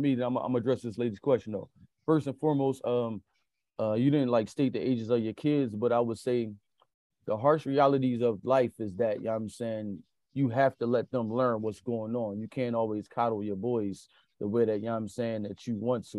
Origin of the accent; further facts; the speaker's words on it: Philadelphia, Pennsylvania, United States; I'm born and raised in Philadelphia